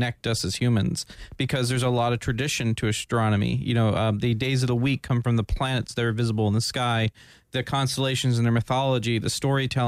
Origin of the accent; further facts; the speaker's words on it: Winter Park, Florida, United States; also born or lived in Daytona Beach, Florida; I was grown here in Florida